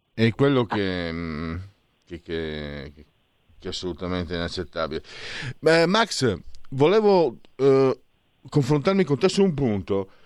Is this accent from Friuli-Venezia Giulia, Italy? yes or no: yes; Friuli-Venezia Giulia, Italy; io che vengo dal Friuli